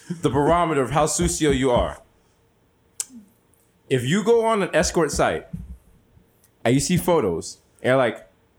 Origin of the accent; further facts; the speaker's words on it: New York City, New York, United States; Also, you know I'm from the Bronx because I'm in Germantown asking for gyros.